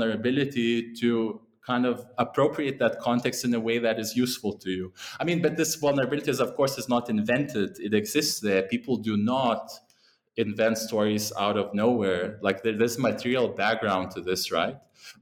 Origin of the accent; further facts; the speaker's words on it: Lithuania; moved away; also born or lived in England; that's where I'm originally from